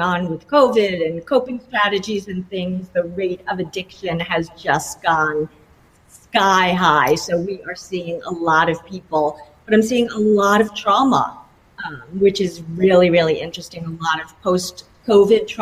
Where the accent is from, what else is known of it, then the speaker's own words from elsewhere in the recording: New York, United States; now in Florida, United States; I'm from New York.